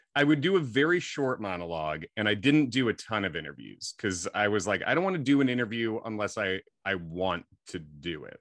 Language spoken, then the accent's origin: English; Clarendon Hills, Illinois, United States; also born or lived in Long Island, New York / Chicago; I was born in Chicago and then grew up, uh, sort of in the suburbs there. Clarendon Hills, mostly Clarendon Hills, Hinsdale